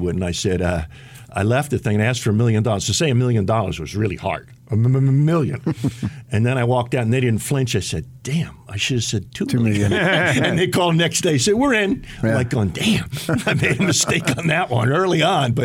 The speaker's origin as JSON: {"language": "English", "region": "New Jersey", "country": "United States", "also_born_or_lived": "Utah", "moved": "as an adult", "said": "I'm Irish Catholic Democrat from New Jersey, and I get the job at Utah"}